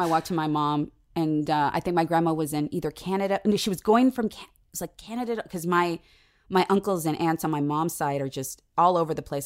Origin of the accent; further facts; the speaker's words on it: San Diego, California, United States; I was, uh, raised in San Diego